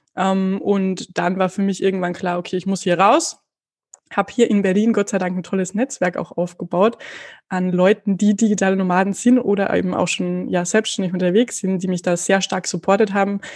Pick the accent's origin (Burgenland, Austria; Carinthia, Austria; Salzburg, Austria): Carinthia, Austria; accent: Carinthian; ich komme aus Österreich. Das werdet ihr wahrscheinlich unschwer dann auch an meinem Dialekt zwischendrin mal erkennen